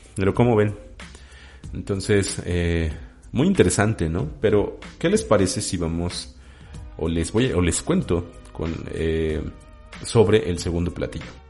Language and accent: Spanish; Mexico City, Mexico; su servidor es chilango. Soy habitante de la Ciudad de México, en específico del oriente de la Ciudad de México. Soy oriundo, bueno, soy eh, nacido en Iztapalapa